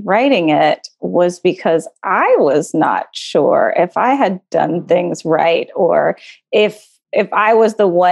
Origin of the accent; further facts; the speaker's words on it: Texas, United States; moved away; I'm from Texas